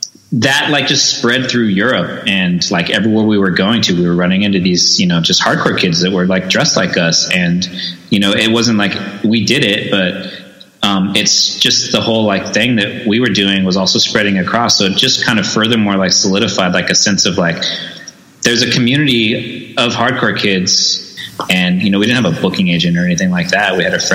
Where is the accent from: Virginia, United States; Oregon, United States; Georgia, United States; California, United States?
California, United States; San Diego; Yeah, born and raised in San Diego.